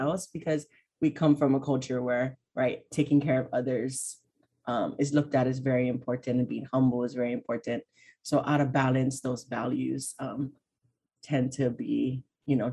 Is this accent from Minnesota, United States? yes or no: no; Hawaii, United States; also born or lived in Oregon / New York; I live in Hawaii. I was born and raised here.